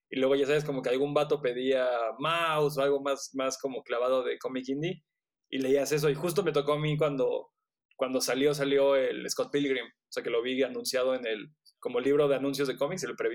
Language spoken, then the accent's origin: Spanish; Cancún, Quintana Roo, Mexico; now in Cholula, Mexico; nací en Cancún, yo soy de Cancún. Eh, ya. Nací en Cancún, me vine para acá y aquí me quedé. O sea, como que, como que me gustó el tamaño de la ciudad, como que es, es, es como contenible